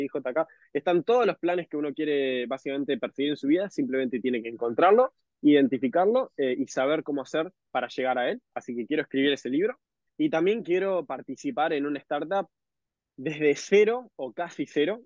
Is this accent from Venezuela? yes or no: no; Uruguay; moved away; soy de Uruguay.